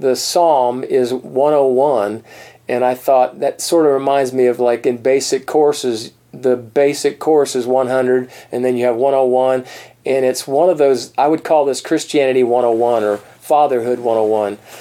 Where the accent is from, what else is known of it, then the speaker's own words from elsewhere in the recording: East Coast of Florida, United States; moved away; also born or lived in Colorado; I'm from the East Coast.